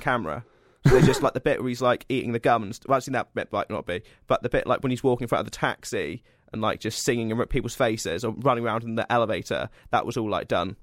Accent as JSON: {"language": "English", "area": "Cornwall", "region": "South West England", "country": "United Kingdom", "said": "I'm from Cornwall"}